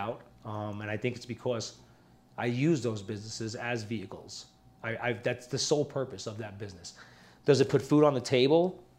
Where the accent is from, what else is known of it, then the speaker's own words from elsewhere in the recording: Prescott, Arizona, United States; here from this mountain town and I go to other places, they know that we're from here. You know, that we're from Prescott.